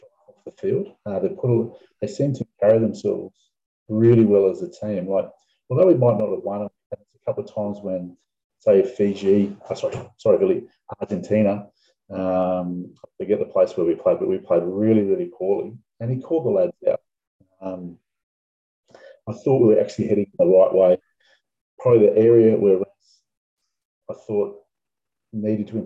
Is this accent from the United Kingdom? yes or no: no; Australia; as an Aussie